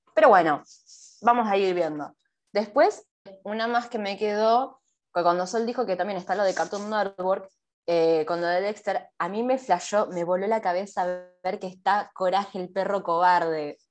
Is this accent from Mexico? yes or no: no; Argentina; nosotros somos de Argentina